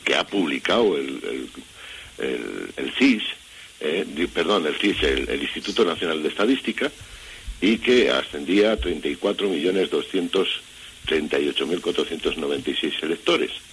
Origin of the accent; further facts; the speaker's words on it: Valladolid, Castile and León, Spain; yo que vivo en Valladolid, y vamos, que soy vallisoletano